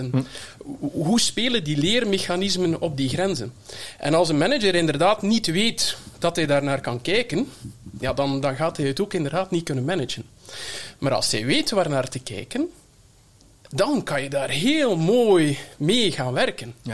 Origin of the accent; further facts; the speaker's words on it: Flanders, Belgium; Ja. Ehm, ik kom uit Vlaanderen, eh, dus ik kom hier in Nederland deze fantastische opleiding eigenlijk volgen.